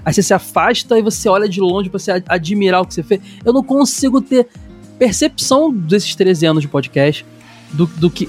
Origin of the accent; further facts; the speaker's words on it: Rio de Janeiro, Brazil; Eu sou carioca